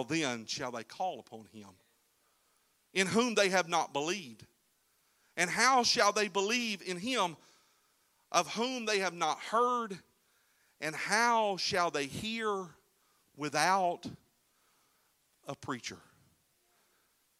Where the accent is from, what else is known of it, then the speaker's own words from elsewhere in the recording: Florida, United States; We're from Florida